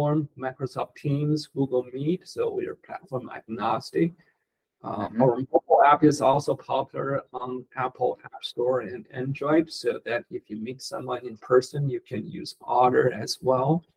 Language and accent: English; Beijing, China; moved away as an adult; also born or lived in Stanford, California / Palo Alto, California / Mountain View, California; now in United States; I was born in Beijing, China. I grew up there, studied computer science in college. Then I came to America in 1991.